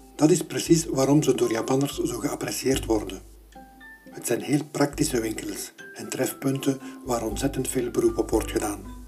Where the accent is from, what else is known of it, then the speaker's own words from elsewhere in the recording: Belgium; Als Belg